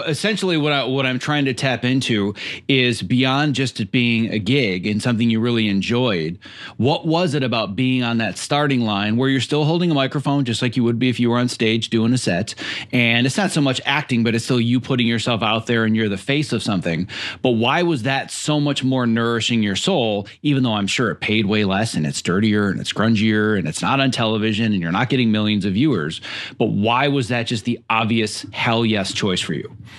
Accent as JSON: {"language": "English", "region": "Midwest", "country": "United States", "tie": "born or raised there", "moved": "as an adult", "lives_now": "Los Angeles, United States", "said": "was born and raised in the Midwest"}